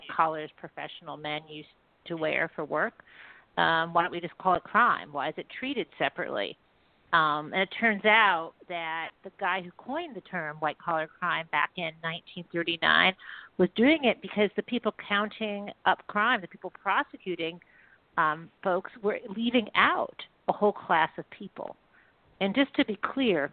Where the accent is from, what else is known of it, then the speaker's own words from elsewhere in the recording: Detroit area, Michigan, United States; I grew up in the Detroit area.